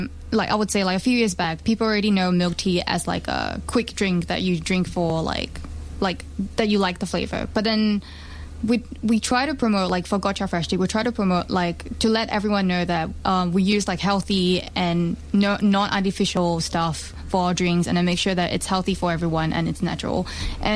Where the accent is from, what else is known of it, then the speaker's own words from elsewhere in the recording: Malaysia; moved away as an adult; now in Melbourne, Australia; I'm from Malaysia and then I traveled to I came to Australia 4 years back